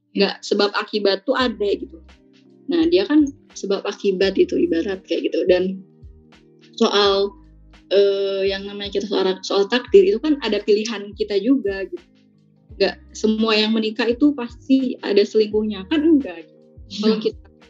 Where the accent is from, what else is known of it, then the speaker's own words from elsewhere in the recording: Bogor, West Java, Indonesia; aku nih orang Bogor